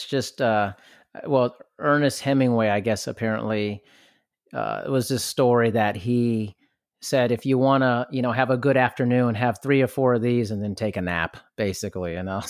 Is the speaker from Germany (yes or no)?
yes; Germany; I grew up partially in Germany, so I'm kind of used to that in a sense.